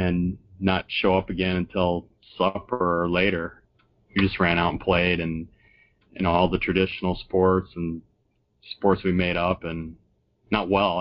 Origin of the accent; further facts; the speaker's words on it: Sheboygan Falls, Wisconsin, United States; My hometown, Sheboygan Falls